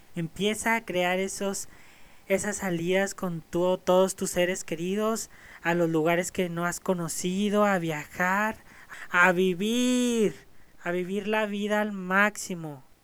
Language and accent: Spanish; Ciudad Juárez, Chihuahua, Mexico; yo soy de México, nacido en Ciudad Juárez